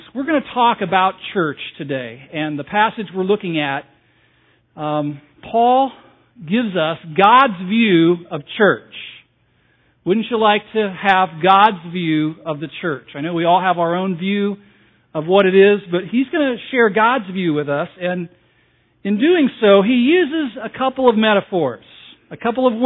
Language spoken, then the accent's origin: English; Southern California, United States; moved away; I was raised on the West Coast, in Southern California, the land of fruits and nuts, back in the 60s and the 70s